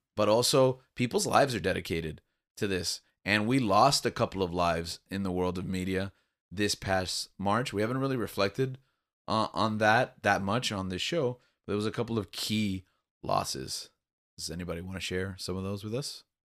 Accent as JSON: {"language": "English", "town": "Miami", "region": "Florida", "country": "United States", "tie": "born or raised there", "said": "Cuban culture, a big part of, like, growing up in Miami, especially in the nineties"}